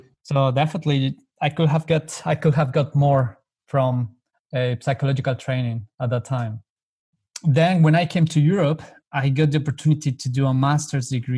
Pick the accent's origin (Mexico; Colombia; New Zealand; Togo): Colombia; moved away as an adult; I come from Colombia, so I'm very long way away from home